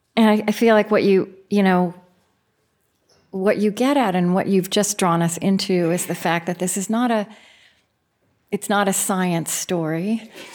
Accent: Oklahoma, United States; moved away; also born or lived in Minnesota; I grew up in Oklahoma

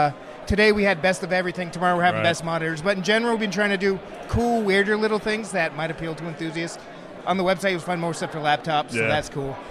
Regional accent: United Kingdom; I'm British.

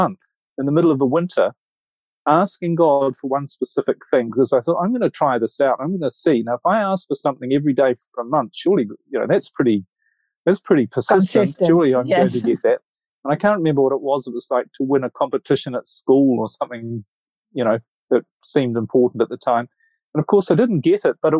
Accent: Auckland, New Zealand; moved away; I'm originally from New Zealand, from Auckland, New Zealand. So I was brought up there

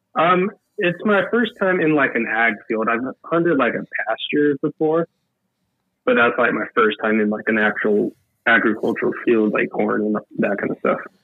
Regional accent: Reno, Nevada, United States; I'm from Reno, Nevada

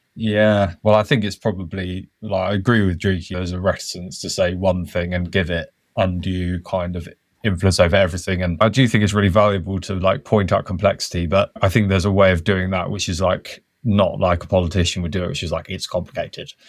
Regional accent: Wiltshire, South West England, United Kingdom; I grew up on the Chalk Downlands in, in Wiltshire

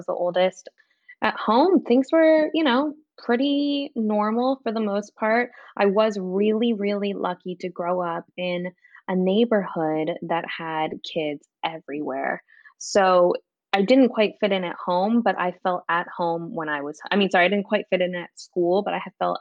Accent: outside of Los Angeles, California, United States; I grew up in outside of Los Angeles

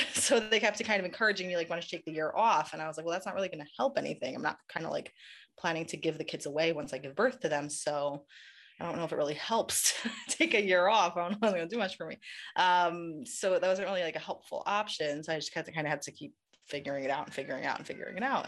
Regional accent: New York City, New York, United States; now in Israel; I grew up in Queens, in New York

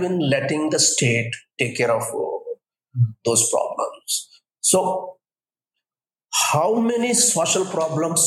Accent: Coastal Andhra, Andhra Pradesh, India; I was born in Kostlandra

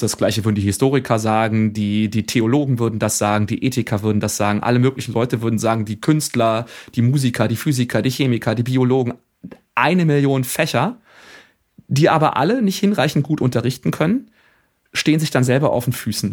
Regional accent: Germany; bei uns in Deutschland

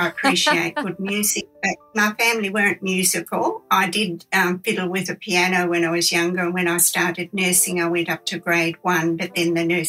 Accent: Joadja, New South Wales, Australia; also born or lived in Sydney; now in Cooranbong, Australia; I live in the Alton Villas Retirement Village at Currumbong. I grew up in Joadja, an old shale mining ghost town out of Mittagong, and I did all my schooling with my three brothers through correspondence because we were 14 miles out of Mittagong

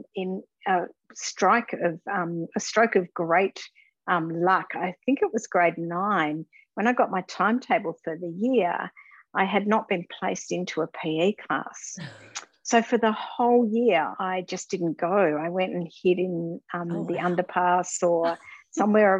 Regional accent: Launceston, Tasmania, Australia; I'm what I say, Launceston born and bred. So I was born in Launceston and went to Riverside Primary School, Riverside High School and Launceston College

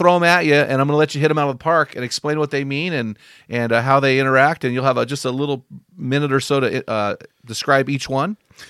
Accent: San Luis Obispo, California, United States; Well, I went to Santa Clara University, so I'm from that area. And I grew up in San Luis Obispo.

